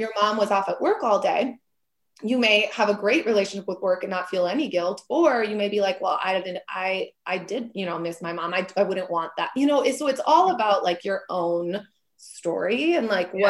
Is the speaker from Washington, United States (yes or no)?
no; Minneapolis, Minnesota, United States; now in Wisconsin, United States; I'm from Minneapolis area originally, and now I live in Wisconsin